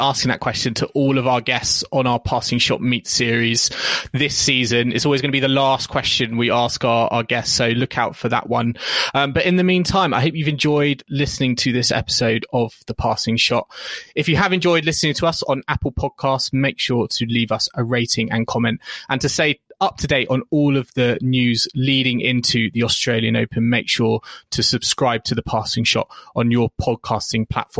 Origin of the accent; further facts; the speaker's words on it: United Kingdom; We're British podcasts and of course, I should be a massive tea drinker.